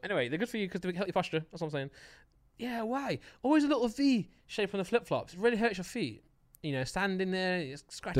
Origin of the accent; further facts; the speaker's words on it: United Kingdom; I'm British